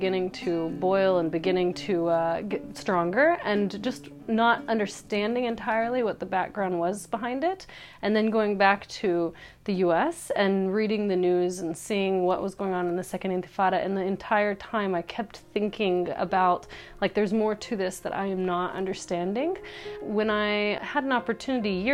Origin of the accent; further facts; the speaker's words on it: North Carolina, United States; moved away as an adult; now in Jerusalem; I came from North Carolina. I grew up in a family that was Christian